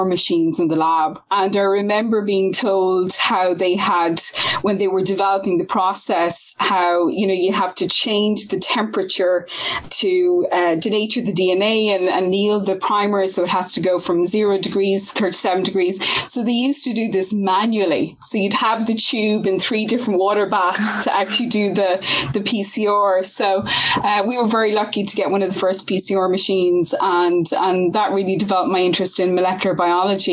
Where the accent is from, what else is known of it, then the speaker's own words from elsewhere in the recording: Galway, Connacht, Ireland; I'm from Galway. So I went to school and university in Galway